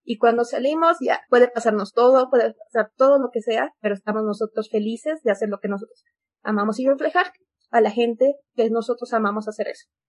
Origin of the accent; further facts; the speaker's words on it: Bolivia; nosotros como bolivianos